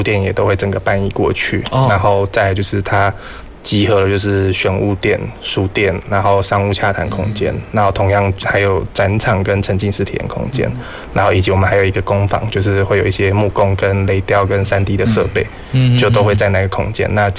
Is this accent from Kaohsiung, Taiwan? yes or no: yes; Gangshan, Kaohsiung, Taiwan; also born or lived in Taichung; 我是一个就是标准的冈山人，就是国小、国中、高中我都在冈山生活长大。